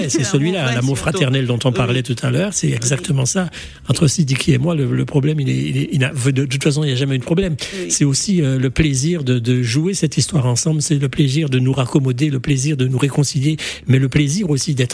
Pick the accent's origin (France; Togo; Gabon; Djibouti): Djibouti; born there; Moi, le hasard, à cause de cette histoire coloniale, je suis né à Djibouti, parce que mon père était militaire.